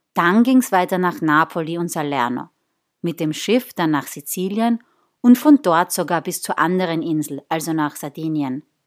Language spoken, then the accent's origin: German; southern Austria, Austria; also born or lived in northern Italy; so ein Mädel wie ich es bin aus dem Süden Österreichs